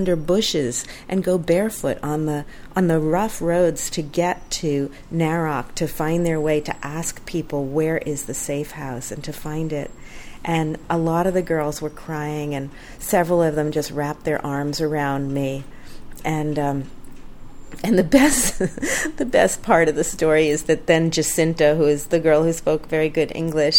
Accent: United States; my home country, America

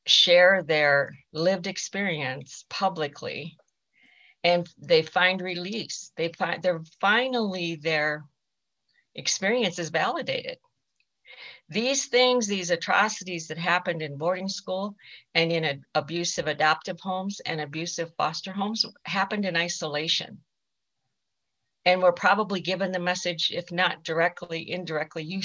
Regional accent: Rosebud Reservation, South Dakota, United States; I am Sichangu Lakota from the Rosebud Reservation in South Dakota

